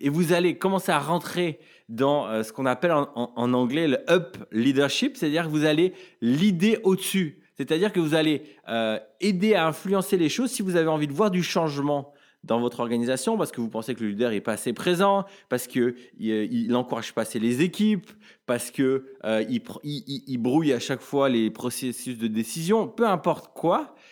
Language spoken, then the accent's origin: French; France; en tant que Français